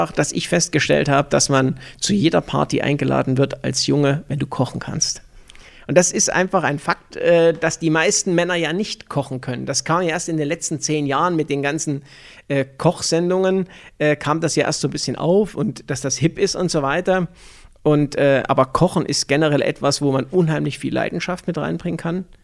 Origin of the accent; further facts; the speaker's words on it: Thuringia, Germany; Und äh, wir sind in der Nähe von Erfurt aufgewachsen, wir haben dort auch gelebt